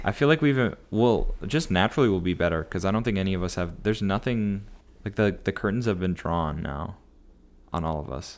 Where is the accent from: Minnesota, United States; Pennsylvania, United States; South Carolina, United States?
Minnesota, United States; Elk River; moved away as an adult; now in Natick, United States; I grew up in Elk River.